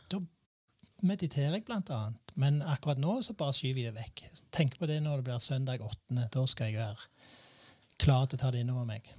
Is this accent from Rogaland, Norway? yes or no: yes; Randaberg, Rogaland, Norway; jeg er oppvokst i Visse Hageby